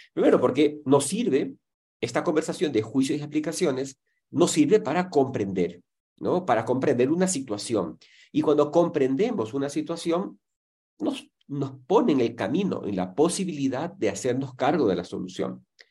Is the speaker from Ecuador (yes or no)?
yes; Ecuador; en mi país, en Ecuador